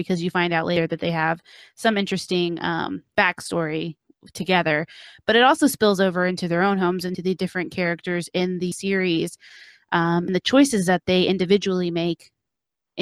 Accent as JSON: {"language": "English", "town": "Dallas", "region": "Texas", "country": "United States", "said": "I hail from Dallas"}